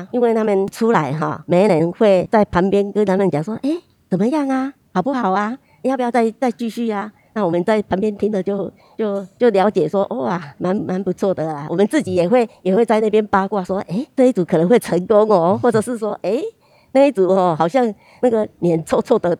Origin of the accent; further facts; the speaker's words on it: Tainan, Taiwan; 我出生到二十二岁都住在南美里，在中正路那边。